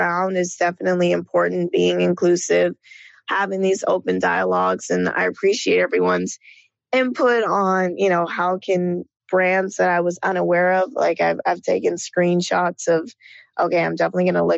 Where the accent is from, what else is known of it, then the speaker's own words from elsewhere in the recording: Marietta, Georgia, United States; moved away as an adult; also born or lived in New York / Los Angeles; I come from Marietta, Georgia, which is right outside of Atlanta